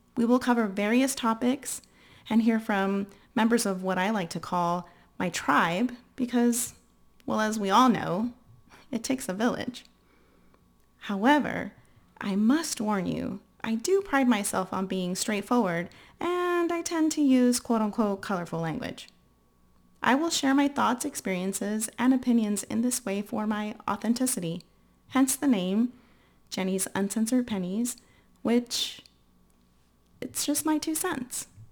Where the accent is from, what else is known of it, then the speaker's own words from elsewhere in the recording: San Antonio, Texas, United States; I was born and raised in San Antonio, Texas